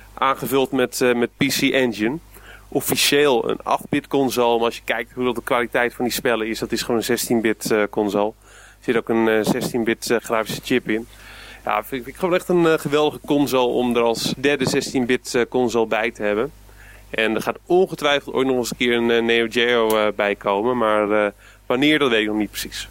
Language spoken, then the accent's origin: Dutch; Gouda, South Holland, Netherlands; in Gouda, waar ik vandaan kom